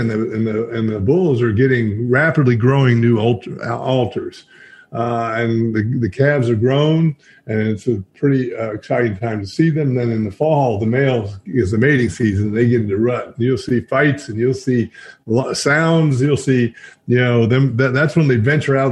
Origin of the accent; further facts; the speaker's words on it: Maggie Valley, North Carolina, United States; I grew up both in Jonathan Creek Valley and in Maggie Valley